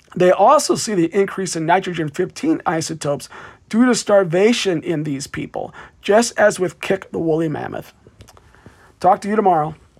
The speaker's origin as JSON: {"language": "English", "town": "Davenport", "region": "Iowa", "country": "United States", "tie": "born or raised there", "said": "my hometown of Davenport, Iowa"}